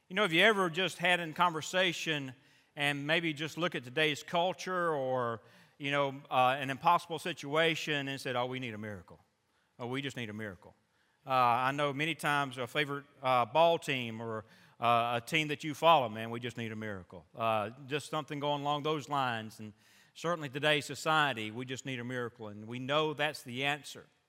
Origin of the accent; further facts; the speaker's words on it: South Alabama, United States; growing up in South Alabama